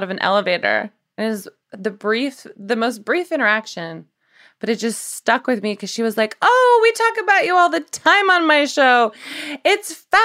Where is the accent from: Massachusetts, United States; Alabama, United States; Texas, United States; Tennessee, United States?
Tennessee, United States; Nashville; I'm from Nashville.